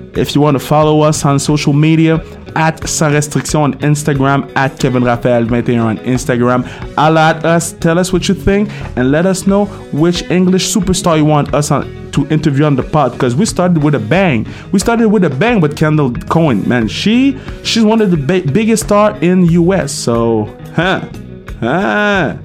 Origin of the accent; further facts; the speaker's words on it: Canada; English is a second language; I'm Canadian